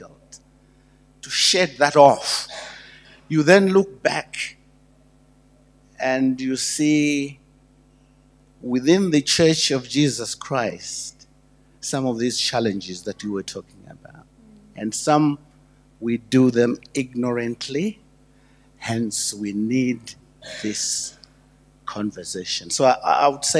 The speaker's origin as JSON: {"language": "English", "country": "Zimbabwe", "moved": "yes", "said": "I'm from Zimbabwe. It was called Rhodesia then"}